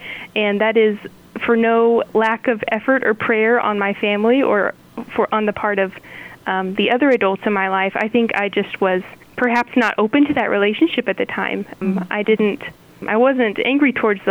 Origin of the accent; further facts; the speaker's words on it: Salina Diocese, Kansas, United States; growing up in the Saline Diocese